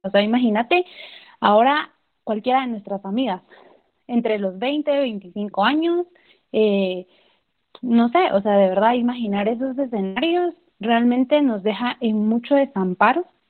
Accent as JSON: {"language": "Spanish", "town": "Chichicastenango", "region": "Quiché", "country": "Guatemala", "said": "Yo soy de Quiché, soy de Chichicastenango."}